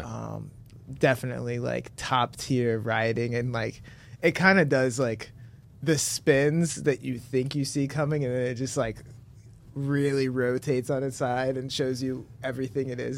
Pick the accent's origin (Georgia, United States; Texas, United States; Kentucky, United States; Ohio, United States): Ohio, United States; Monroe; I'm proudly from Monroe